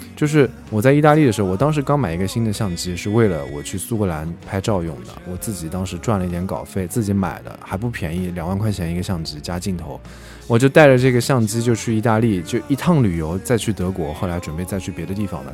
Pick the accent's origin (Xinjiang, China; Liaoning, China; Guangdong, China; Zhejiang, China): Zhejiang, China; Hangzhou; also born or lived in Germany; 在杭州演了一场，正好是在我家乡，在那儿演了一场